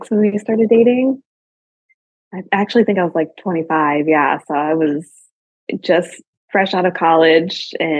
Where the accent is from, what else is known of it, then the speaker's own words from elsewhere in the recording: Michigan, United States; moved away as an adult; now in Tennessee, United States; I'm actually from Michigan, born and raised.